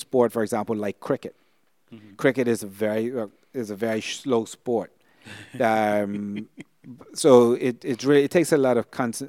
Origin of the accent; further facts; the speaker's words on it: Bermuda; now in Bahamas; I was fortunate to be born and raised in Bermuda, and now I live in the Bahamas. Two countries that are considered paradise by the tourism industry.